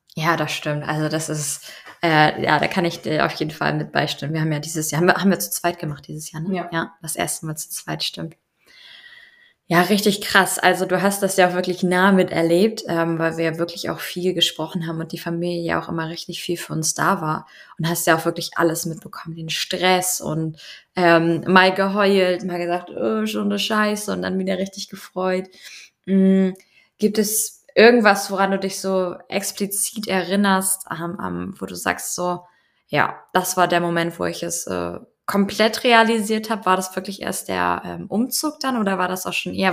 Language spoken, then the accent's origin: German; Schleswig-Holstein, Germany; moved away as an adult; now in Denmark; aus meiner alten Heimat, kann man ja schon fast so sagen, aus Schleswig-Holstein